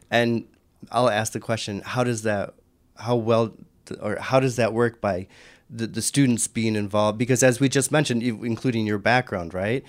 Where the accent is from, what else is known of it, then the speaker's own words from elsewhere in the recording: Michigan, United States; my home state of Michigan